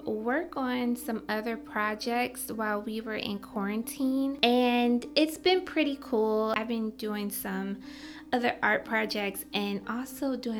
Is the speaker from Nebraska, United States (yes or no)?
no; Michigan, United States; now in New York City, United States; I'm originally from Michigan